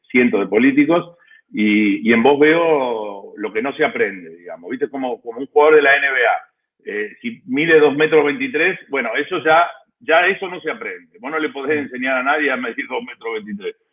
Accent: Argentina; now in Buenos Aires, Argentina; Yo soy argentino, estoy en Buenos

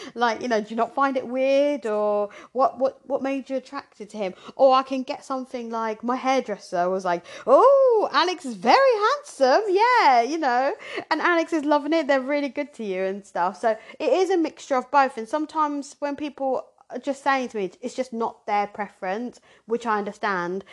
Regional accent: Surrey / Hampshire, South East England, United Kingdom; born or raised there; also born or lived in Zimbabwe

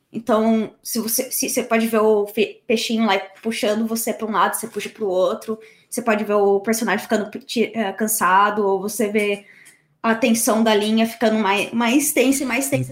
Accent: São Paulo and Campinas, Brazil; moved away as an adult; also born or lived in Canada; now in United Kingdom; nasci e cresci em, São Paulo e Campinas

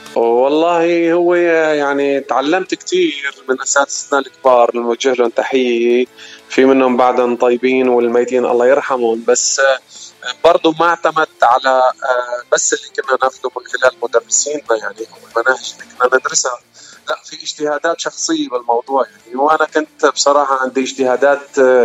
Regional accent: Wadi al-Nasara, Homs Governorate, Syria; moved away as an adult; now in United States; أنا من سوريا من وادي النصارى من ضيعة صغيرة اسمها حابة وأنا هون صار لي هلا السنة ل 11 بأمريكا

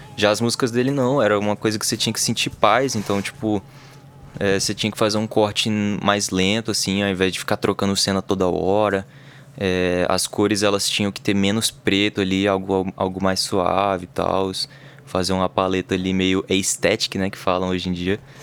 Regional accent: Brasília, Federal District, Brazil; a gente é do DF

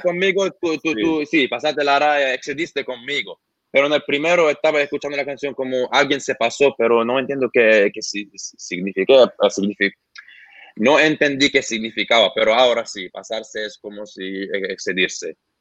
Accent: Lebanon; Spanish is a second language; now in Australia; yo soy de Líbano

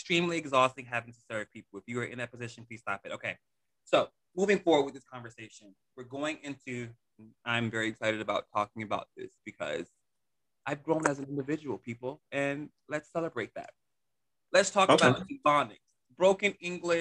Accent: Miami, Florida, United States; I'm from Miami

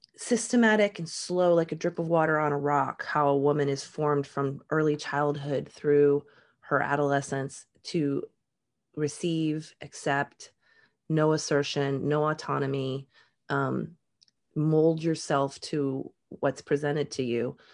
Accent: Jacksonville, Florida, United States; also born or lived in Upper Michigan, United States; And then we moved to Florida and I joined, my family joined a um, Southern Baptist

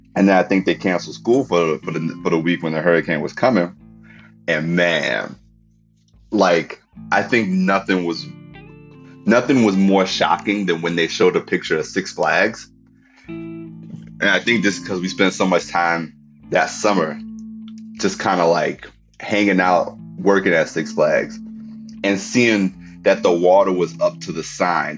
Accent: New Orleans, Louisiana, United States; moved away; I'm like extra like proud to say that I'm from New Orleans these days

